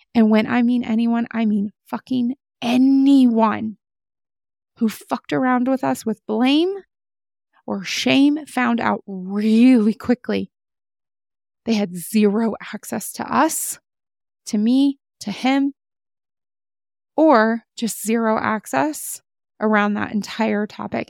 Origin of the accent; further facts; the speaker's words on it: United States; As an American